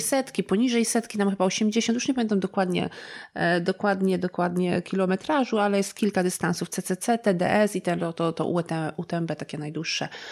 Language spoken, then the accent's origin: Polish; Gorlice, Lesser Poland, Poland; w okolicach Gorlic. To są też moje strony.